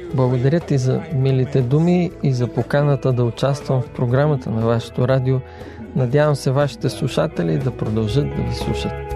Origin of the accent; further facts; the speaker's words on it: Jamaica; now in England; Израснах във ферма в Ямайка